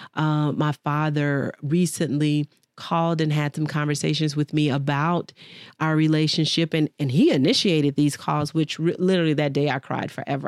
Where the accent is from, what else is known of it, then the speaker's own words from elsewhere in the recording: Dallas, Texas, United States; moved away; Dallas, Texas is my home, born and raised